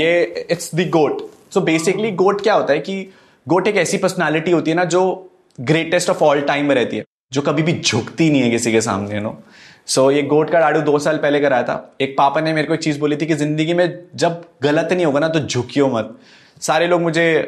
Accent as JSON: {"language": "Hindi", "region": "Uttarakhand", "country": "India", "said": "उत्तराखंड के लोग ना बहुत ज्यादा सिंपल होते हैं हम लोगों ने हम पहाड़ी लोग हैं"}